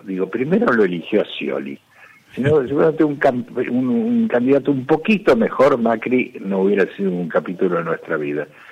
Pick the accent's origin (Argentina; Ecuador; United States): Argentina; los argentinos no tengamos patria